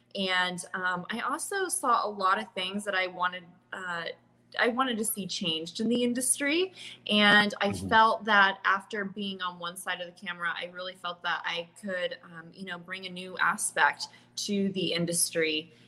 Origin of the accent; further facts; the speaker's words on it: Indiana, United States; also born or lived in Ireland; Returning to my home state where I grew up, in the state that I represented as well during my pageant days